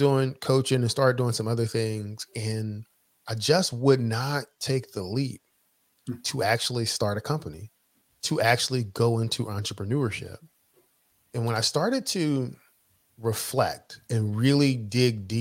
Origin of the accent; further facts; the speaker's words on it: Philadelphia, Pennsylvania, United States; originally I'm from Philadelphia, grew up, in the inner city of Philadelphia.